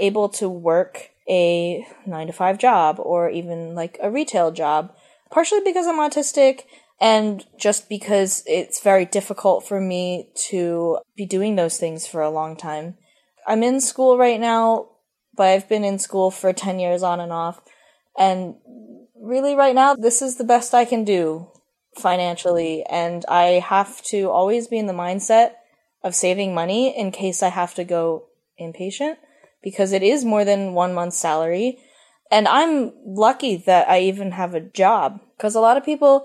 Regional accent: Philadelphia, Pennsylvania, United States; moved away as an adult; also born or lived in Columbus, Ohio; I'm from Philadelphia

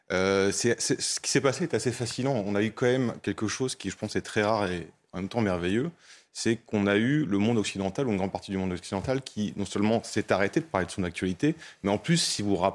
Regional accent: France; nous, en tant que Français, on vit

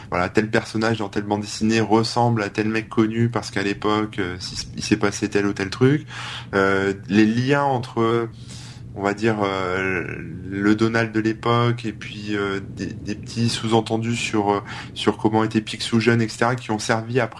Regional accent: Hauts-de-France, France; ouais, ouais, bah oui, mais je viens du Nord, moi, tu sais

